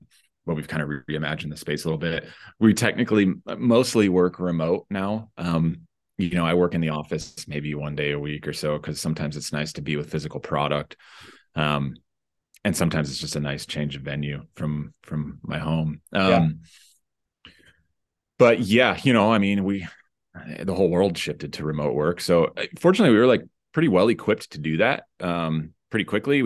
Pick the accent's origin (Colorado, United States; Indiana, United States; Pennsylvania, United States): Colorado, United States; Denver; now in San Francisco, United States; I'm originally from Denver